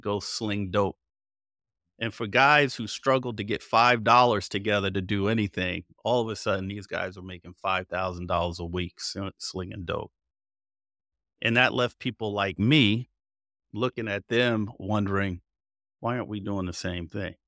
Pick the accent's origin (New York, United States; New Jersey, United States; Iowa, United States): New Jersey, United States; Passaic; moved away; I was raised in Passaic, New Jersey, northern New Jersey